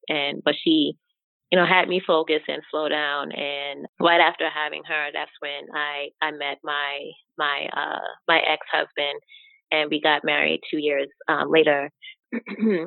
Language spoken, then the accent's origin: English; New York, United States; I am born and raised in New York